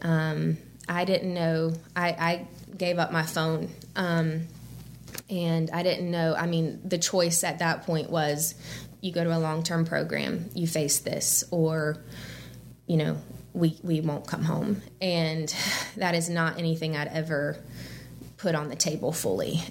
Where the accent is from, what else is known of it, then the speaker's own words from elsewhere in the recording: Birmingham, Alabama, United States; moved away as an adult; also born or lived in St. Simons Island, Georgia; I grew up in Birmingham, went to college at Auburn